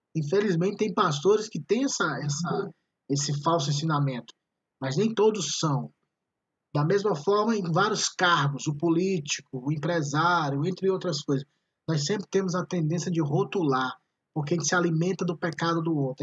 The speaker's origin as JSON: {"language": "Portuguese", "region": "Ceará", "country": "Brazil", "accent": "cearense", "said": "eu sou como o meu sotaque me denuncia, eu sou do Ceará"}